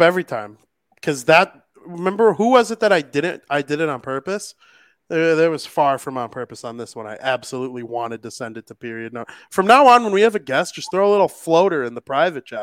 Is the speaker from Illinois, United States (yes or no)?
yes; Chicago, Illinois, United States; I am a Chicagoan